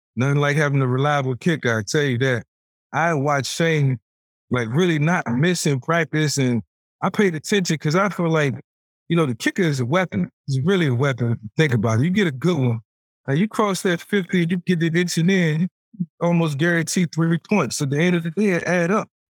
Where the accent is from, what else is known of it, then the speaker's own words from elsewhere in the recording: Newport News, Virginia, United States; Being a, a kid from Newport News